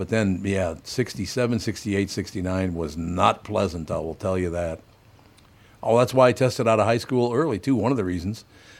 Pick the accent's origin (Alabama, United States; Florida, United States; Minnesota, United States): Minnesota, United States; Minneapolis; I loved growing up in North Minneapolis.